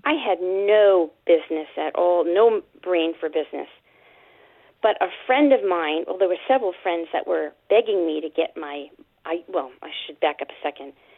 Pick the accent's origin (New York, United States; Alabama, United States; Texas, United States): New York, United States; New York City; moved away as an adult; also born or lived in Long Island, New York / Connecticut; now in Ventura, California, United States; I grew up in Brooklyn, Queens, and Long Island, New York.